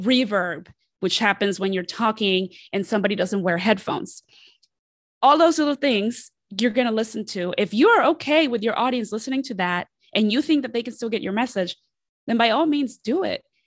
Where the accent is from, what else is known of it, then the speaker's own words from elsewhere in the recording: Columbus, Ohio, United States; also born or lived in Mexico City, Mexico; I am originally from Mexico City, and I, I was raised there, and then I grew up in Columbus, Ohio